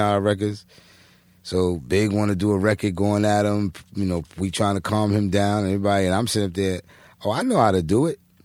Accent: New York City, New York, United States; moved away as an adult; also born or lived in Philadelphia; growing up in Brooklyn, I'm from Brooklyn, I'm from Christ, Brooklyn. I was born and raised here.

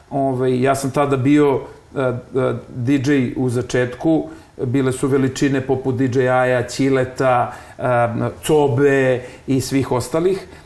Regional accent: Belgrade, Serbia; ja kažem iz Beograda iz kog Beograda, ja kažem iz onog pravog Beograda i Srbije

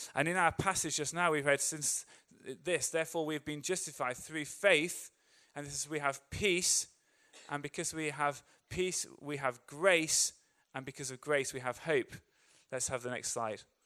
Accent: England, United Kingdom; As an English person

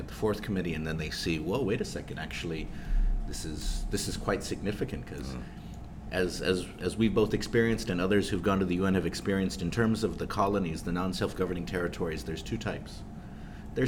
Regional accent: Guam; we're from Guam

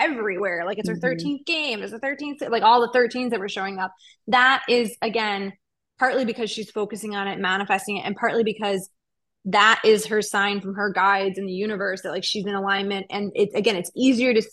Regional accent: Cleveland, Ohio, United States; moved away; I'm from Cleveland originally

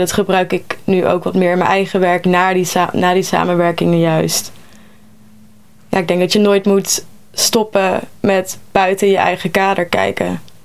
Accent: North Brabant, Netherlands; moved away; Ik kom zelf uit Brabant

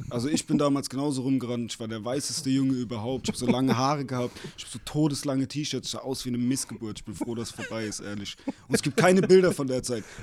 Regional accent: Mannheim, Baden-Württemberg, Germany; Wir kommen aus Mannheim

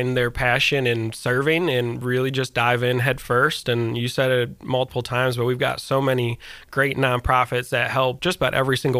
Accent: Michigan, United States; I grew up in Michigan

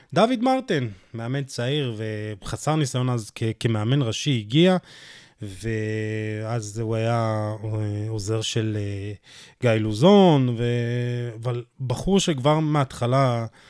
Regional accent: Jerusalem, Jerusalem District, Israel; אני ירושלמי

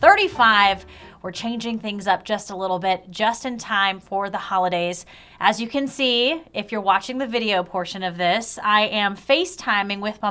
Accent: South Carolina, United States; moved away; I'm from South Carolina

